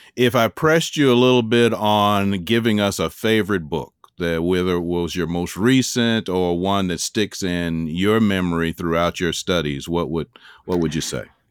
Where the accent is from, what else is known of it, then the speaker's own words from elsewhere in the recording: Chicago, Illinois, United States; accent: sound like you're from the South; I actually born and raised in Chicago